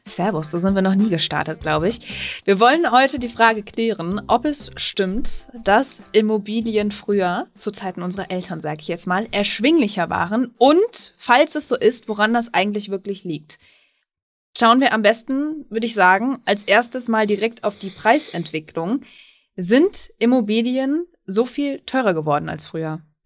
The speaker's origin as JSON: {"language": "German", "area": "Münsterland", "region": "North Rhine-Westphalia", "country": "Germany", "tie": "born or raised there", "said": "im Münsterland, da bin ich gerade ganz überrascht. Also meiner Heimat"}